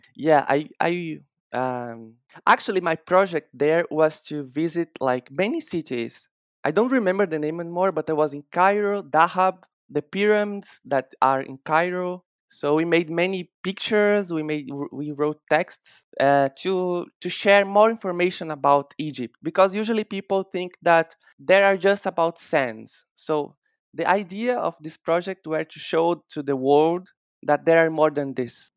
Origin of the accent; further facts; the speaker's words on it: Bahia, Brazil; I'm, I'm from Bahia in Brazil